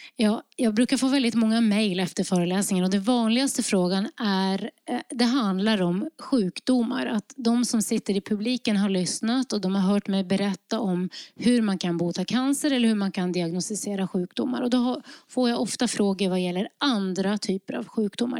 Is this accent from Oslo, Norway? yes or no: no; Lofoten, Nordland, Norway; now in Sweden; jag kommer från Lofoten i Nordnorge